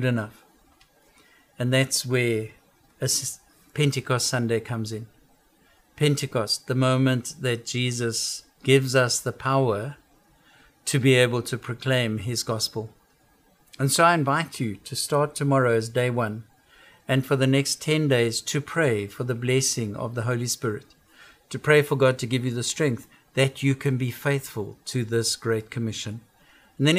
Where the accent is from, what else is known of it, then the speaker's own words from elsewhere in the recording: South Africa; now in United States; I come from South Africa.